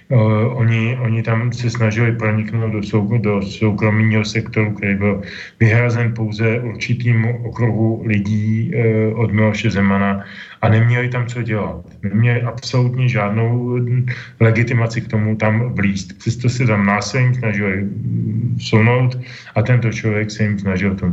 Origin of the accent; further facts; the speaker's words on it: Czechia; tady u nás v Čechách